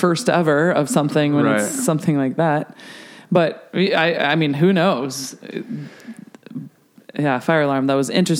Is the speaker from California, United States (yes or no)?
no; Colorado, United States; I'm from Colorado. I, you know, like my old club in South Denver has a 3-court indoor sand facility